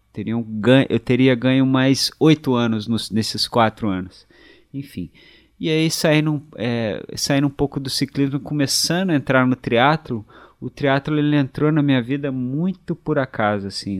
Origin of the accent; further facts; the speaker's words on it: Resende, Rio de Janeiro, Brazil; also born or lived in Barra Mansa / Penedo; sou de Resende, nascido em Barra Mansa, mas natural de Resende